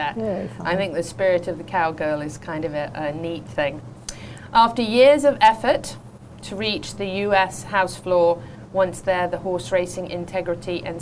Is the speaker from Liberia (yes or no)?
no; England, United Kingdom; now in United States; growing up in England